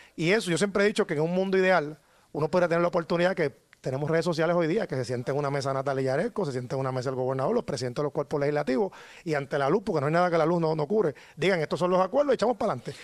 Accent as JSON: {"language": "Spanish", "town": "San Juan", "country": "Puerto Rico", "said": "como ciudadano, como sanjuanero"}